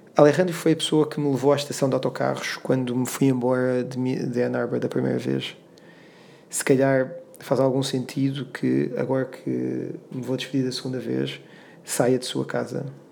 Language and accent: Portuguese; Lisbon, Portugal; regressar à minha terra, que é Lisboa